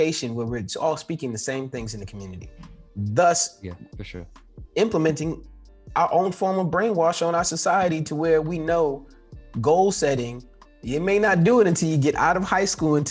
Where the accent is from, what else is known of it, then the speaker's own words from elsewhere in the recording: New York City, New York, United States; growing up in New York, I lived in a building.